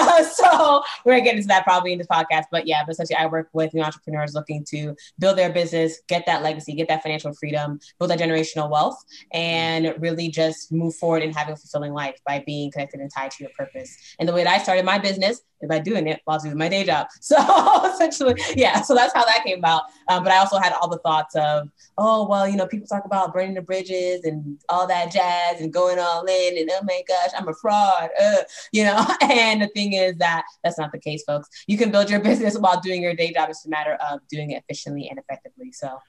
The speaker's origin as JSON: {"language": "English", "town": "Brooklyn", "region": "New York", "country": "United States", "tie": "born or raised there", "also_born_or_lived": "Boston, United States", "said": "So I grew up actually in Brooklyn, New York, and Boston, Massachusetts."}